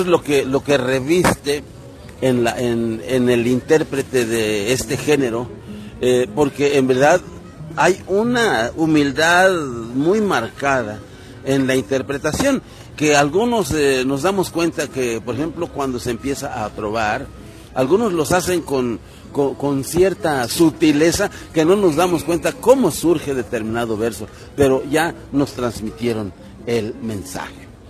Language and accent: Spanish; Huasteca of Veracruz, Mexico; no soy de, aquí de la Huasteca poblana, pero sí de la Huasteca veracruzana